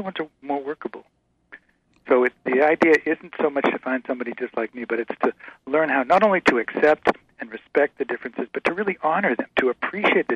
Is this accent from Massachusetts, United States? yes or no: yes; Massachusetts, United States; I was a Yankee from Massachusetts